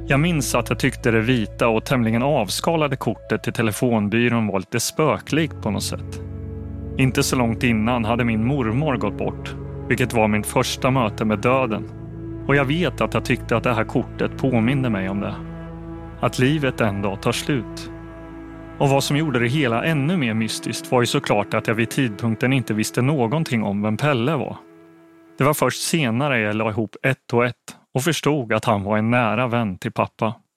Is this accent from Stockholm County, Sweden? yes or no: no; Linköping, Östergötland, Sweden; I huset på Tallgatan i Linköping där jag växte upp